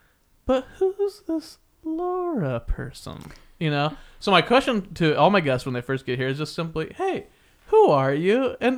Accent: Wichita, Kansas, United States; moved away as an adult; now in California, United States; And I'm from Wichita, Kansas.

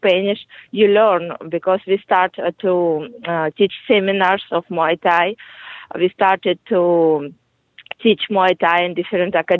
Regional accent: Kyrgyzstan; English is a second language; moved away as an adult; now in Peru; I was born in Kyrgyz Republic

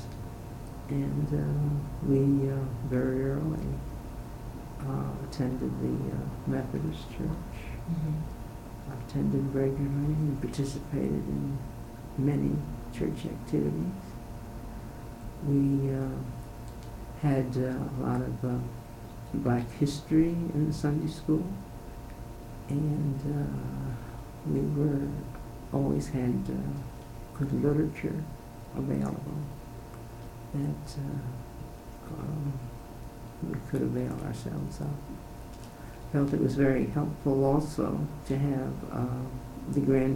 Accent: Yonkers, New York, United States; moved away as an adult; now in St. Louis, United States; I was born in Yonkers, New York, February 1st, 1918. I attended the public schools in Yonkers, New York

